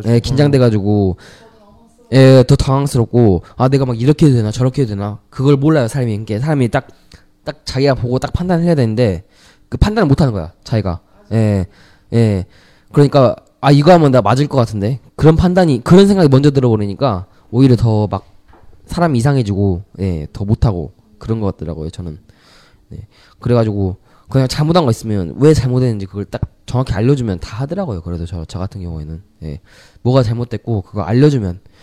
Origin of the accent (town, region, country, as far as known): South Korea